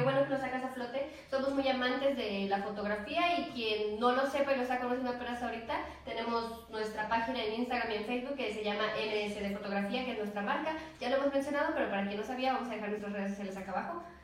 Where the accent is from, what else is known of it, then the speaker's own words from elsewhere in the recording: Xalapa, Veracruz, Mexico; soy de aquí, de Jalapa, Veracruz.